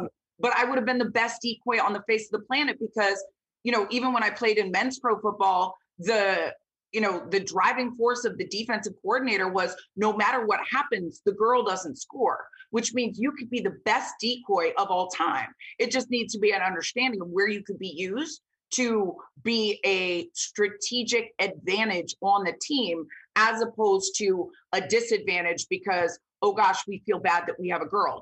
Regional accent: Vero Beach, Florida, United States; I was born and raised in Vero Beach, Florida.

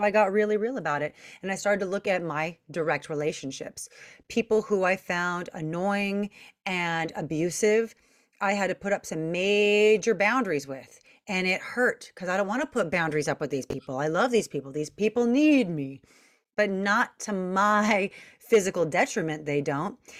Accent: Long Beach, California, United States; I'm from Long Beach, California

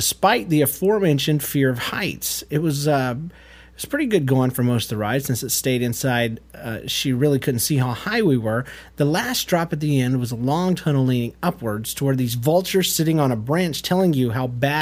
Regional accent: United States

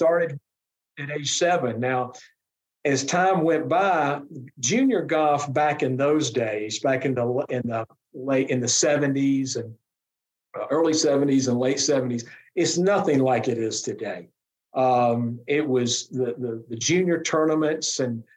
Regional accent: McDonough, Georgia, United States; I came from McDonough, which was at the time, it's not what it is, but today, which is the traffic capital of the world down here on I-75.

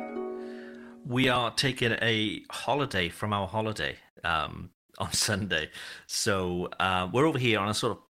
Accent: United Kingdom; moved away as an adult; also born or lived in Wales; now in France

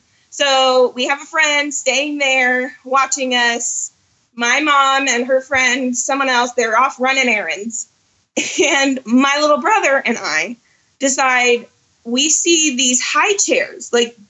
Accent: Orlando, Florida, United States; now in Rogers, Arkansas, United States; I was born and raised in Orlando, actually.

